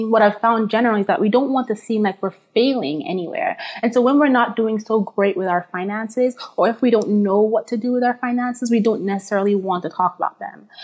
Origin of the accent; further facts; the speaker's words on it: Nigeria; moved away as an adult; now in United States; I'm originally from Nigeria